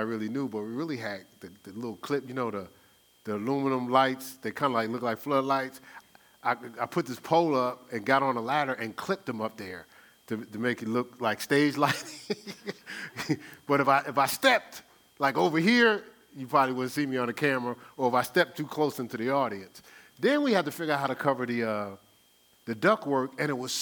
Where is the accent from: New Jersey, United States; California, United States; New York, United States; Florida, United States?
New Jersey, United States; Newark; I'm from Newark, New Jersey